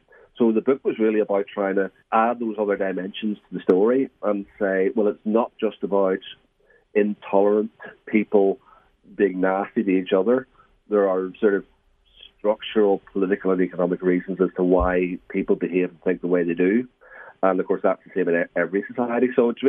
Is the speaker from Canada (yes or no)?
no; Belfast, Northern Ireland, United Kingdom; moved away as an adult; now in England; I was born in Belfast, grew up there, educated there, and I left Northern Ireland in 1998 for an academic post in England.